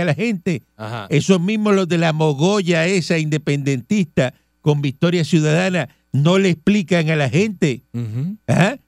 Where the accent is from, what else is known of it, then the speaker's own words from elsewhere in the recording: Cuba; yo soy cubano